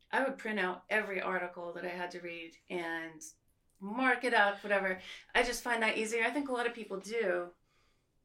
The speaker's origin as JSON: {"language": "English", "town": "Silver Spring", "region": "Maryland", "country": "United States", "tie": "born or raised there", "also_born_or_lived": "Connecticut / New Jersey / Manhattan, New York", "said": "I was born in Connecticut and then moved soon to New Jersey. And then when I was six, I moved to Silver Spring, Maryland"}